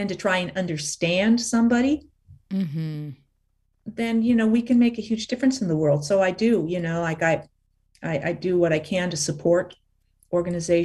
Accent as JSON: {"language": "English", "town": "Los Angeles", "region": "California", "country": "United States", "tie": "born or raised there", "said": "So she and my father ended up moving to LA just before I was born."}